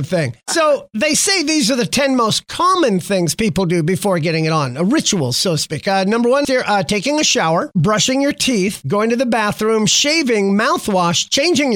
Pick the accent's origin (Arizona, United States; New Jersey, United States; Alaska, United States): Alaska, United States; So, growing up in Alaska